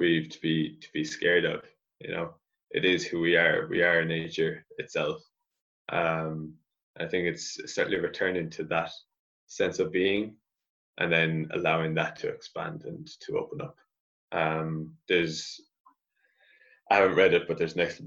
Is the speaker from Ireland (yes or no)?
yes; Ireland; reconnecting to my roots as an Irish person and as a Celt and as a Gaelic person